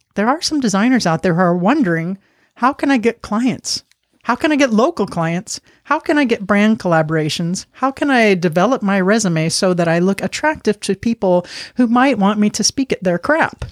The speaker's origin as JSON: {"language": "English", "town": "Miami", "region": "Florida", "country": "United States", "said": "I'm from Miami, so I do speak some Spanish"}